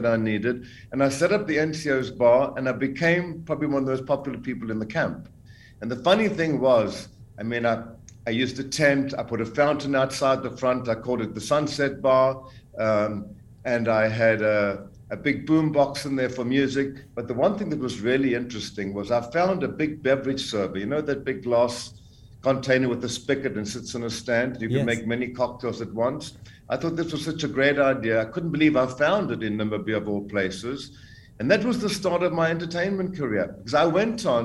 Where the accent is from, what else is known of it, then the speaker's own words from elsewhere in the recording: Zambia; accent: South African; also born or lived in South Africa / United States / Los Angeles; now in Portugal; I was born in Central Africa, Zambia. And at the age of 23, living in South Africa, I didn't really believe in the political system. So I emigrated to the United States.